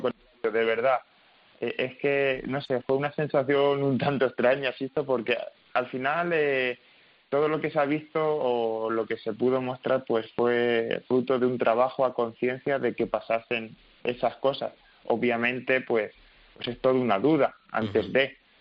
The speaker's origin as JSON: {"language": "Spanish", "area": "Toledo", "region": "Castilla-La Mancha", "country": "Spain", "said": "tanto Tomás Rufo como Álvaro Alarcón y yo, somos, somos los tres de Toledo"}